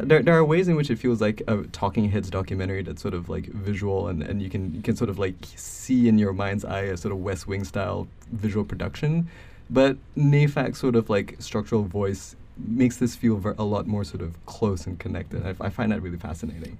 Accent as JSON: {"language": "English", "country": "Malaysia", "tie": "born or raised there", "moved": "as an adult", "lives_now": "United States", "said": "I'm not American. I grew up in Malaysia until I was eighteen"}